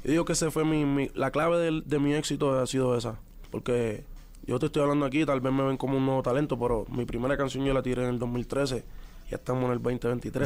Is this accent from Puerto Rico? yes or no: yes; Puerto Rico; los boricuas somos